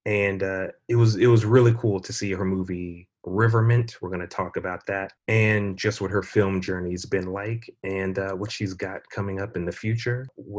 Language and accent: English; DMV, United States; I'm talking to a DMV creator from my hometown area.